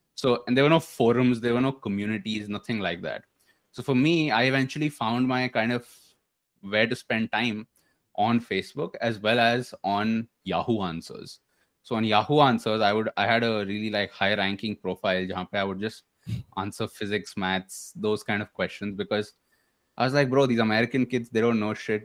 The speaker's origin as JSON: {"language": "English", "town": "Bangalore", "region": "Karnataka", "country": "India", "tie": "born or raised there", "also_born_or_lived": "Delhi / Pune", "said": "so I was born in Delhi um I lived in Pune for some time maybe six years um early schooling and then came to Bangalore. So came to Bangalore when I was maybe in third standard or something like"}